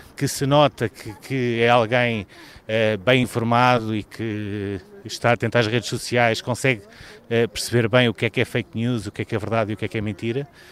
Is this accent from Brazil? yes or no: no; Portugal